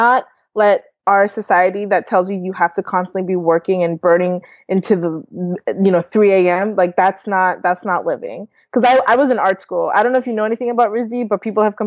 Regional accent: New York, United States; also born or lived in Canada / Delaware / Rhode Island; now in Ohio, United States; I was born in Canada. I grew up in New York, and then I lived in Delaware

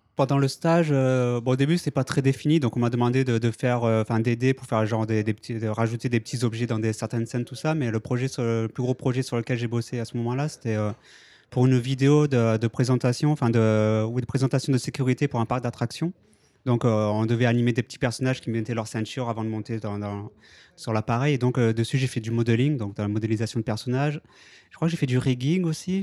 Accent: France; moved away as an adult; now in Japan; je suis français, donc, et je vis au Japon depuis 12 ans maintenant.

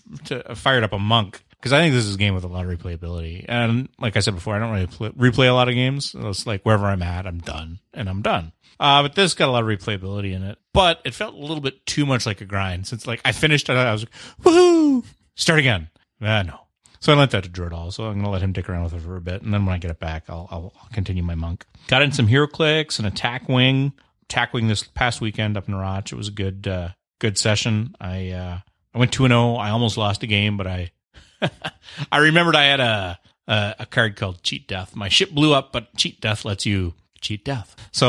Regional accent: Canada; I'm the Canadian.

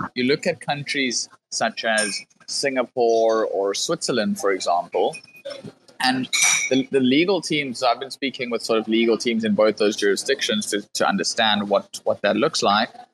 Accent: South Africa; I come from South Africa

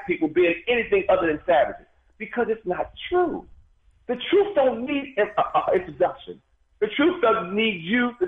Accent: United States; as American Africans

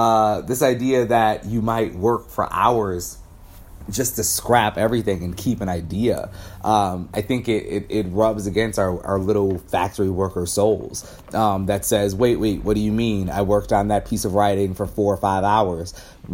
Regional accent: Midwest, United States; I think I'm from the Midwest. I come from such a family of like workers and factory workers.

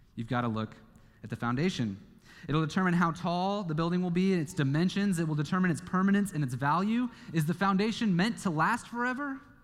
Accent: Kansas, United States; moved away; my home state is Kansas

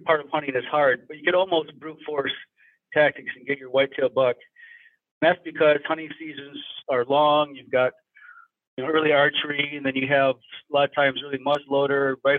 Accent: Michigan, United States; moved away as an adult; also born or lived in Iowa; now in Idaho, United States; Growing up in Michigan, it's very thick country

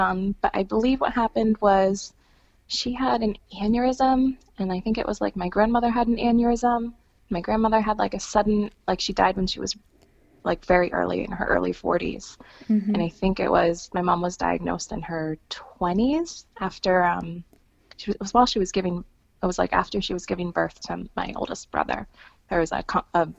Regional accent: Wisconsin, United States; I'm from Wisconsin

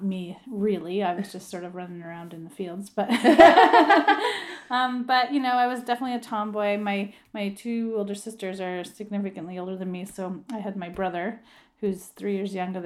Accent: Grimsby, Ontario, Canada; So I grew up right here in Grimsby, Ontario. It's just a small town south of Toronto and right on the lake, Lake Ontario.

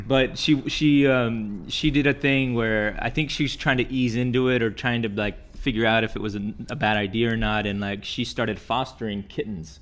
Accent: Texas, United States; now in California, United States; we're both from Texas

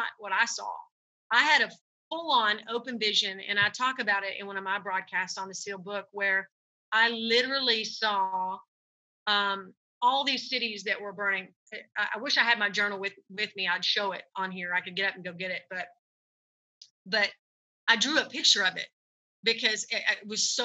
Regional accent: United States; we as American Christians

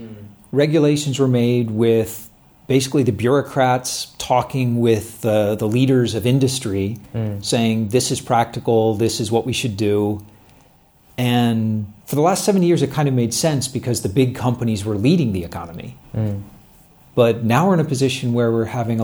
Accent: United States; I'm an American

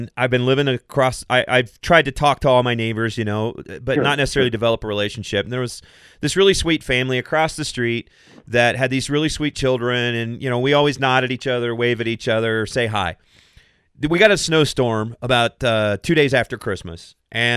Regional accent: Kentucky, United States; moved away; I'm from Kentucky

